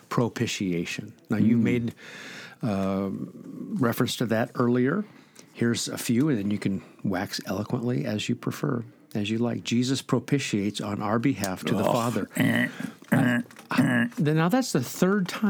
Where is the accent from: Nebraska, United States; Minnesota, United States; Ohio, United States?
Nebraska, United States; I grew up in Nebraska